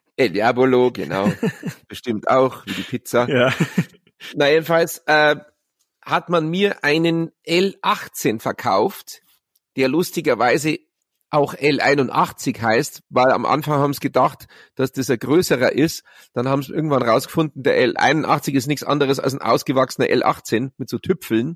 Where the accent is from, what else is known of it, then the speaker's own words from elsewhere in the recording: Munich, Bavaria, Germany; in der Geibelstraße, wo ich aufgewachsen bin, in Bogenhausen